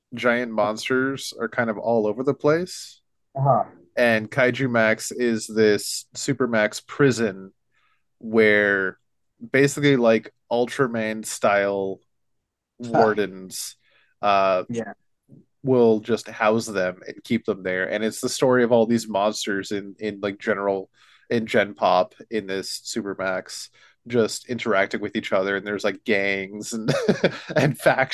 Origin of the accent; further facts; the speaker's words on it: Canada; We have Canada Day